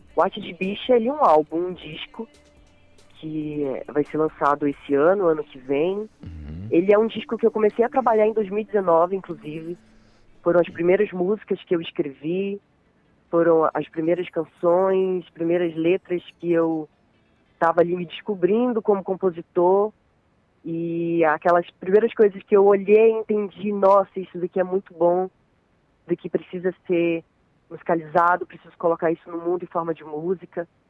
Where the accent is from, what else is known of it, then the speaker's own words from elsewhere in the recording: Santarém, Pará, Brazil; eu sou nascida e criada aqui em Santarém, Pará